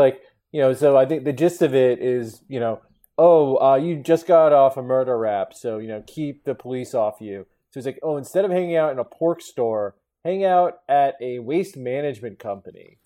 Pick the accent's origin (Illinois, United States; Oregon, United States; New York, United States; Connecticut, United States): Connecticut, United States; I'm from Connecticut